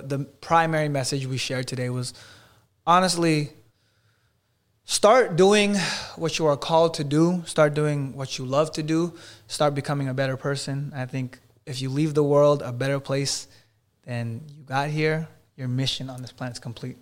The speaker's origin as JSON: {"language": "English", "area": "Los Angeles area", "region": "California", "country": "United States", "tie": "born or raised there", "moved": "yes", "lives_now": "Miami, United States", "said": "his hometown, is one mile away from my hometown."}